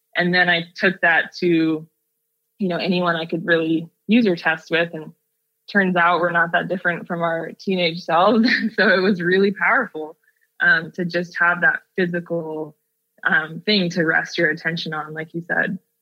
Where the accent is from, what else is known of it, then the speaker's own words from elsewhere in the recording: Seattle, Washington, United States; now in Oakland, United States; growing up in Seattle